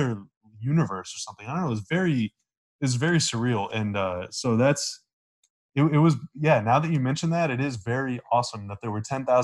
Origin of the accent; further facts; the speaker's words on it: United States; I'm an American with an American data plan